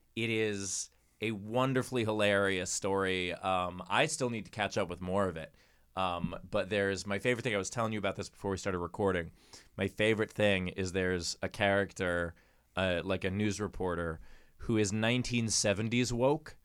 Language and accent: English; New York, United States; As a New Yorker